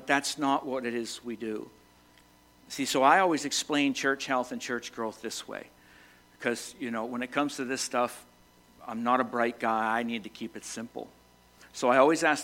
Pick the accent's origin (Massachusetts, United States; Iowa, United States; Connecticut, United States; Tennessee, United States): Massachusetts, United States; moved away as an adult; now in Vermont, United States; Born and raised in Massachusetts, spent the last 32 years of my life in Vermont